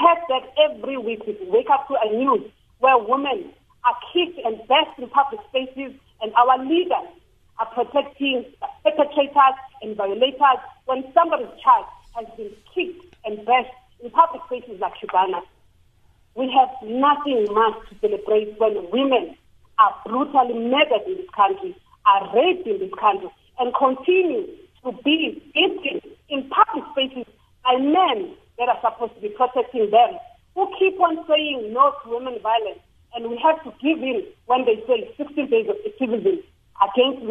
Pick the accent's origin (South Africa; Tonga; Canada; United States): South Africa; As a South African citizen